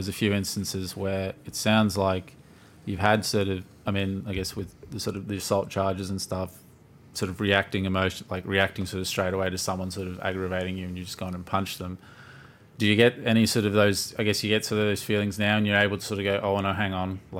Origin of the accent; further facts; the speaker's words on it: Australia; we're Australian. How dare you?